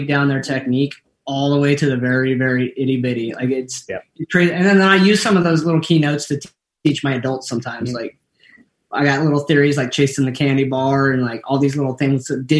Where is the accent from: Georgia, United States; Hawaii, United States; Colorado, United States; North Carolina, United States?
Colorado, United States; moved away as an adult; I'm originally from Colorado